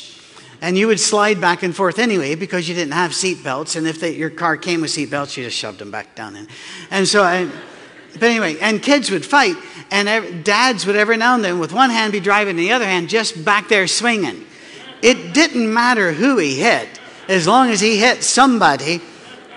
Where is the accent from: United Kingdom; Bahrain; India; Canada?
United Kingdom; Scotland; moved away; also born or lived in North Carolina; I'm from Scotland.